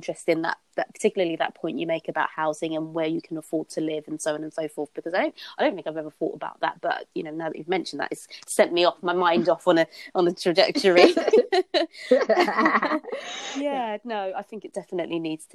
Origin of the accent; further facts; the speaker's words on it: London, United Kingdom; I grew up in Hackney in East London.